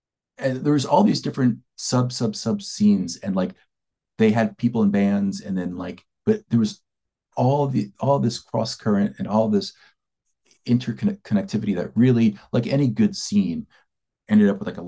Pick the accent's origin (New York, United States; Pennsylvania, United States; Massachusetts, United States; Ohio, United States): Pennsylvania, United States; Philadelphia; moved away; also born or lived in East Bay, California; I'm from Philadelphia.